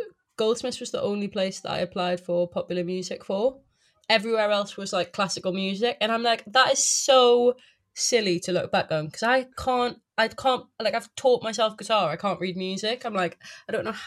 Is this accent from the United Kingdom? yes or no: yes; South Shields, North East England, United Kingdom; moved away as an adult; also born or lived in New Cross, London; now in London, United Kingdom; South Shields, but it's right next to Newcastle